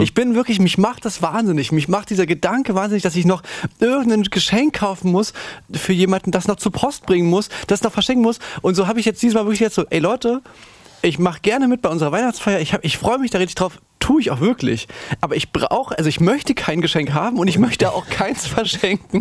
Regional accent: foot of the Ore Mountains, Saxony, Germany; dass man schon da, wo wir herkommen, da ist schon noch so, noch so am Fuße des Erzgebirges

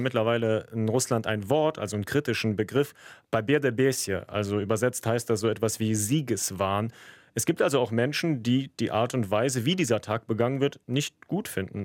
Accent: Germany; Ich bin ja in Deutschland geboren, aber in einer großen russischsprachigen Community mit Russen, Ukrainern, Kasachen aufgewachsen.

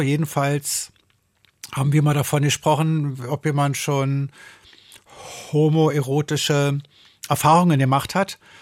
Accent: Berlin, Germany; Ich komme aus Berlin

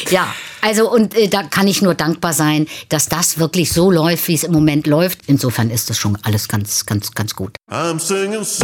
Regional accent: North Germany, Germany; Ich komme aus dem Norden, gehe rein und sage, ich möchte ein Schwarzbrot.

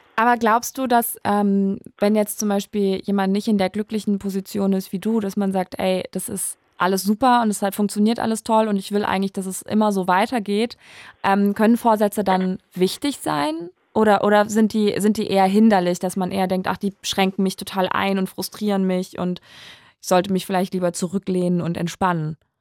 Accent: Saarland, Germany; now in Berlin, Germany; Komm ja ursprünglich aus dem Saarland.

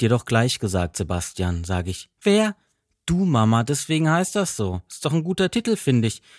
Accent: Freiburg, Baden-Württemberg, Germany; moved away; Meine Mutter ruft aus meiner Heimatstadt Freiburg an.

